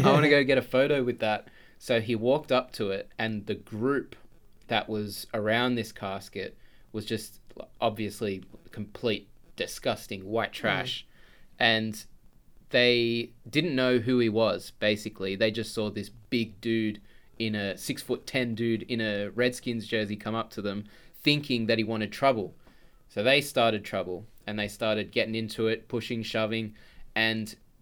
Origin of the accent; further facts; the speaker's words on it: Australia; I'm Australian